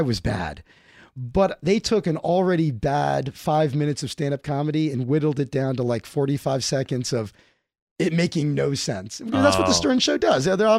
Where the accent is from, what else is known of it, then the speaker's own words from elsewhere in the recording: Miami, Florida, United States; moved away; I'm from Miami originally.